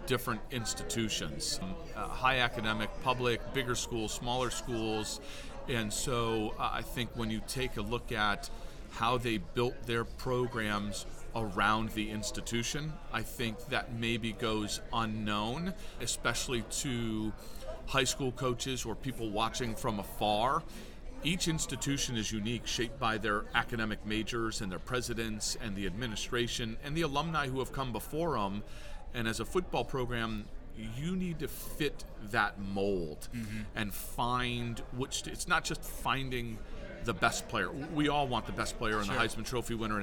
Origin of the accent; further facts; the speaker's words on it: Jamestown, New York, United States; moved away; I grew up in Western New York, Jamestown High School